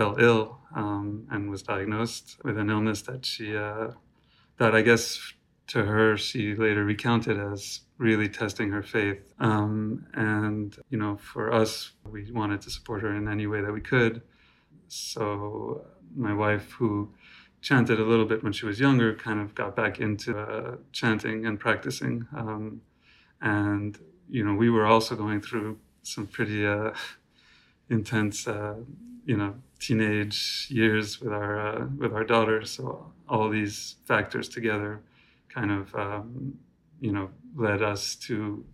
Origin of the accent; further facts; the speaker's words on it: New York City, New York, United States; I'm calling from New York City, where I was born and raised and still live